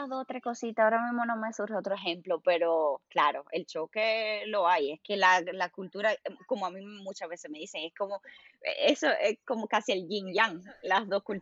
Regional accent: Germany; Spanish is a second language; yo soy que, yo que soy alemana y tú que eres la latina

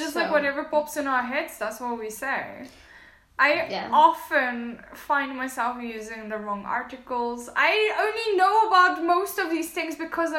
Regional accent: South Africa; now in Poland; I'm all the way from South Africa

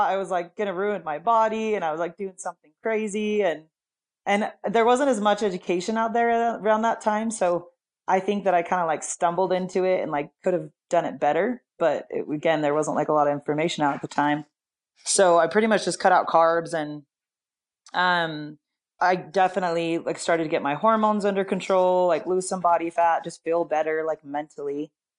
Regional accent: Salt Lake City, Utah, United States; I'm in Salt Lake City, Utah. I was born and raised here

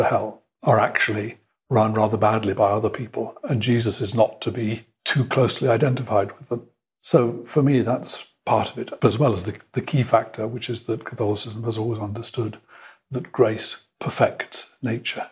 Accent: England, United Kingdom; moved away; also born or lived in Mexico / Brazil / Bolivia / Chile; I'm an Englishman of a certain age. I'm 60-year-old Englishman

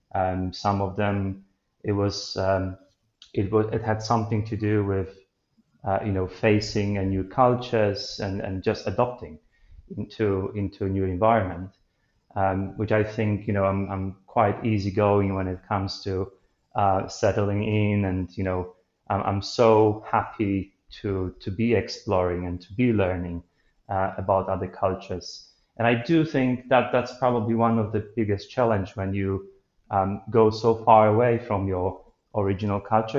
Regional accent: Poland; moved away as an adult; so far away from from my home country

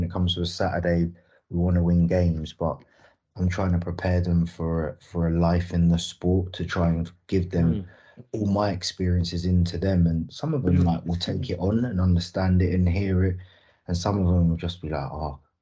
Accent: London, United Kingdom; moved away as an adult; also born or lived in Sheffield; being a London boy, the first time I moved away from London when I signed for Rotherham permanently

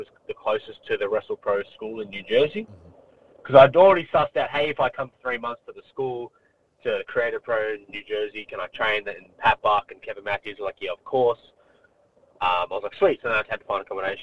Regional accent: Melbourne, Victoria, Australia; moved away; I'm from Melbourne. I'm from the west suburbs of Melbourne.

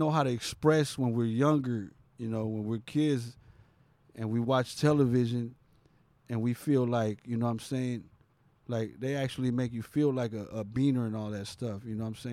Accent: Santa Monica, California, United States; I'm from Santa Monica

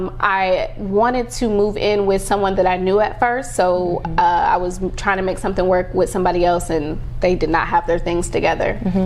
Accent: Ohio, United States; moved away; also born or lived in New York; And I came from Ohio, but I knew that I wanted more.

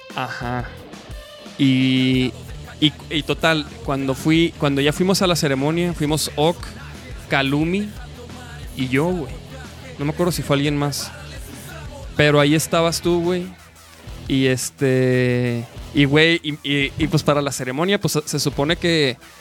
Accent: Chihuahua, Mexico; now in Guadalajara, Mexico; yo soy de Chihuahua. Yo llegué hace ya como. Ya son 13 años

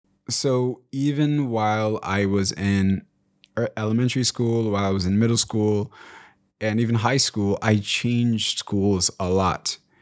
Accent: DR Congo; born there; So I was born in Congo, and even while we were in Congo, my mom has told me that we moved around a little bit due to the Rwandan genocide that was taking place the year I was born.

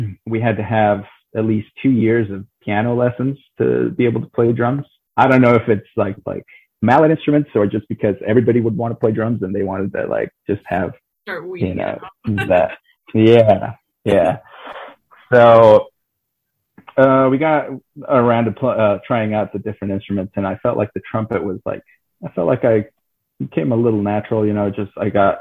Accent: Idaho, United States; born or raised there; also born or lived in Dillon, Montana

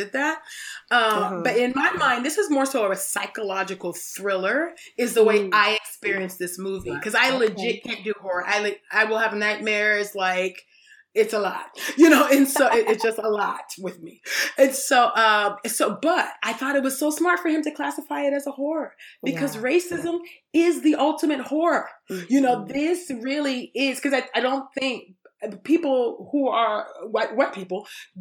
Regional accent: California, United States; I was born in California

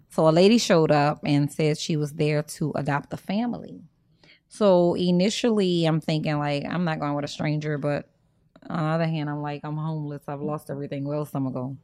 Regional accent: New Orleans, Louisiana, United States; moved away as an adult; also born or lived in Houston; I grew up in the Ninth Ward on Desire and Claiborne

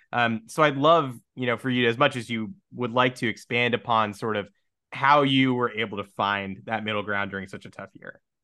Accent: New York, United States; I'm from New York

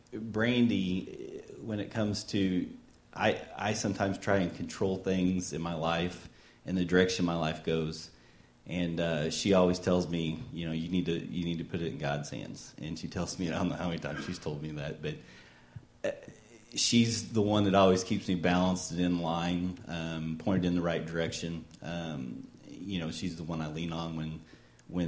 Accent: Potosi, Missouri, United States; now in Republic, United States; I grew up in Potosi, Missouri, if anybody knows where that's at. It's a little town in the middle of nowhere, and, joined the Army

